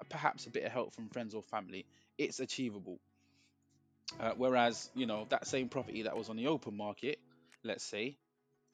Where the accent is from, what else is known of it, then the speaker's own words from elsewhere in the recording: London, United Kingdom; I grew up in Hackney. I grew up in Hackney